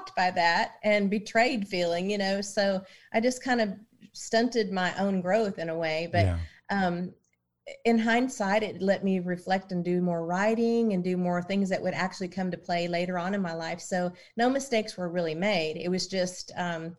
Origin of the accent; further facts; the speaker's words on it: Oklahoma, United States; moved away; also born or lived in Nashville, Tennessee; I was born in Oklahoma